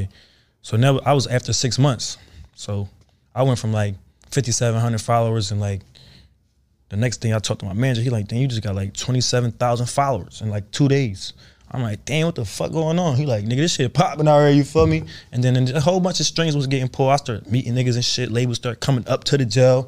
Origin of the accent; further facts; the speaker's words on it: Philadelphia, Pennsylvania, United States; I'm not from the Bay, I'm from Philly